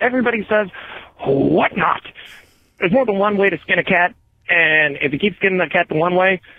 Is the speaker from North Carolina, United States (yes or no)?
no; Eastern Washington, United States; moved away; I grew up in Eastern Washington.